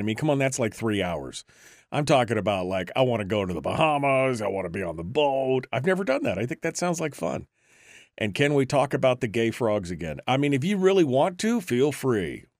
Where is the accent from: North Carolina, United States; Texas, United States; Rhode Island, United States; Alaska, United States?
Alaska, United States; Fairbanks; now in Wasilla, United States; I'm originally from Fairbanks, which is up in the interior of the state